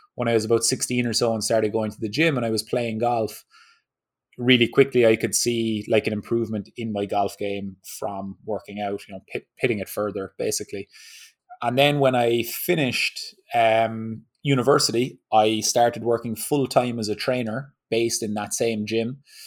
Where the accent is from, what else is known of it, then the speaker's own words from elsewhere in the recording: Ireland; moved away as an adult; now in Southern California, United States; I grew up in Ireland